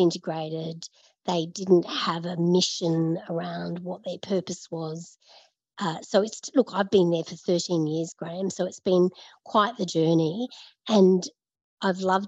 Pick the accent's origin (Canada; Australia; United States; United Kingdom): Australia; Brisbane, Queensland; moved away as an adult; also born or lived in Sydney; now in Melbourne, Australia; I grew up in Brisbane. I moved to Sydney.